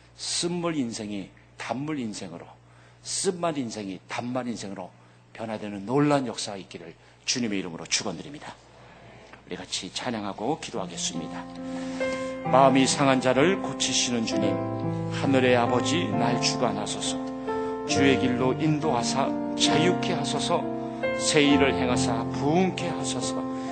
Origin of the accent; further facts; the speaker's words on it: United States; 미국에서 자라면서